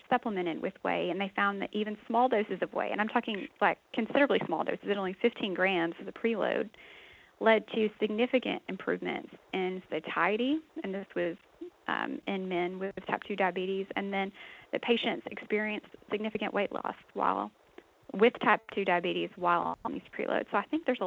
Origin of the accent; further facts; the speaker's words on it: Texas, United States; I actually grew up on a dairy farm in Texas